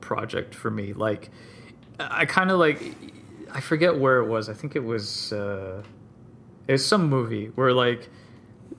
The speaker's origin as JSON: {"language": "English", "region": "South Florida", "country": "United States", "tie": "born or raised there", "said": "I grew up in South Florida"}